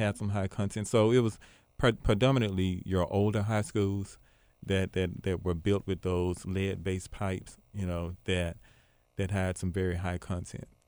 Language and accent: English; Memphis, Tennessee, United States; I'm actually from Binghamton